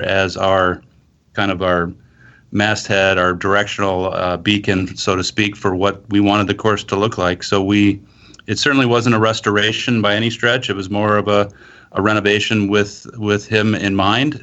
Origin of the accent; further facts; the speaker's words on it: outside of Milwaukee, the Midwest, Wisconsin, United States; now in Scottsdale, United States; I originally grew up in the Midwest, outside of Milwaukee